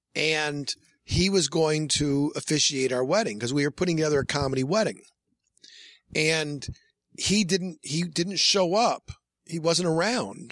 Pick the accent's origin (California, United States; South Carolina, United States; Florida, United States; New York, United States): New York, United States; Hornell; my hometown's Hornell, New York, a small town